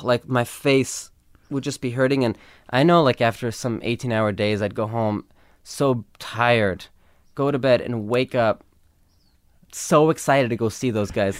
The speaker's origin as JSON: {"language": "English", "town": "Los Angeles", "region": "California", "country": "United States", "tie": "born or raised there", "said": "growing up in L"}